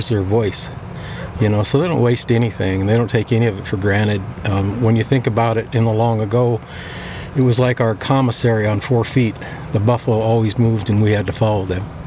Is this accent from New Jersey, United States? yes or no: no; Lower Brule Reservation, South Dakota, United States; I was born and raised on Lower Brule Reservation here in South Dakota, up right against the Missouri River